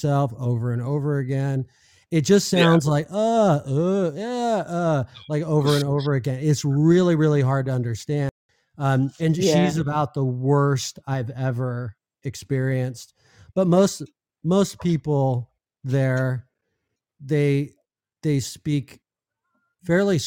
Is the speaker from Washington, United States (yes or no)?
no; California, United States; accent: Californian; I sound like I'm from California.